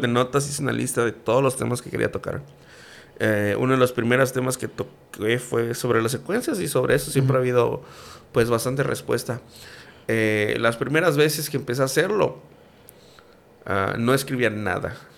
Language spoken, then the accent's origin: Spanish; Campeche, Mexico; yo soy más campechano que el pan de cazón